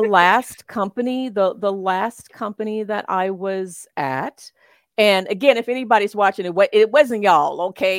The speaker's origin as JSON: {"language": "English", "town": "Memphis", "region": "Tennessee", "country": "United States", "moved": "as an adult", "lives_now": "Switzerland", "said": "I am from Memphis, Memphis, Tennessee"}